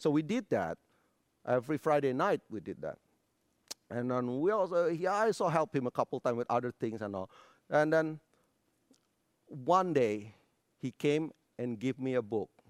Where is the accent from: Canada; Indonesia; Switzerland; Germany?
Indonesia; moved away as an adult; now in United States; I was born, uh, in a little town on Sumatera Island. Grew up in a not so religious family.